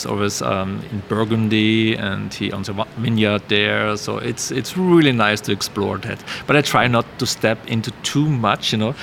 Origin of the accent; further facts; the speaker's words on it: Austria; moved away; growing up in Austria